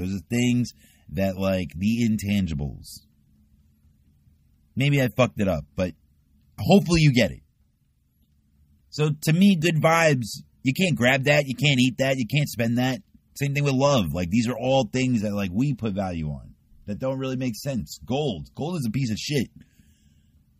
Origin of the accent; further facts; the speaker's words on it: New York, United States; I'm a New Yorker